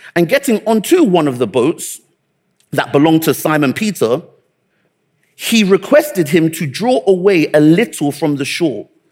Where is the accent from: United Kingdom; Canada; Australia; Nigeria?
Nigeria; I'm Nigerian